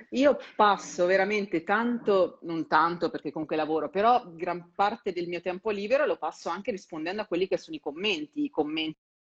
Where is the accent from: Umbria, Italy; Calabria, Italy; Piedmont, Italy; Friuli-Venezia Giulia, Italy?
Umbria, Italy; Perugia; moved away as an adult; now in Milan, Italy; io sono di Perugia e ho, scel- ho dovuto fare l'università in sede